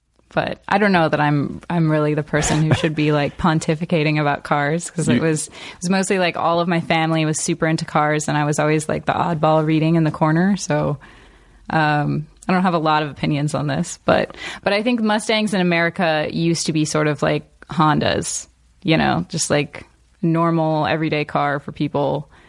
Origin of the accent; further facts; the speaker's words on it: Boring, Oregon, United States; moved away as an adult; also born or lived in Portland, Oregon / New York City / Washington, D.C.; now in Los Angeles, United States; I'm originally from Boring, Oregon.